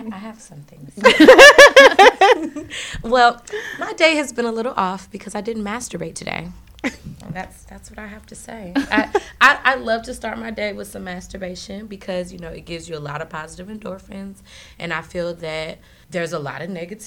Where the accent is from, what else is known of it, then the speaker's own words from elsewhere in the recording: St. Louis, Missouri, United States; now in Florida, United States; I am from St. Louis. I currently live in Florida